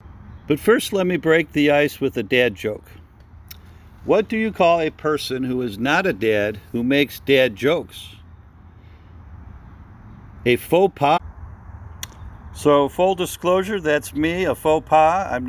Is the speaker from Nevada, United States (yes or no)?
no; Elmhurst, Illinois, United States; I grew up in Elmhurst, Illinois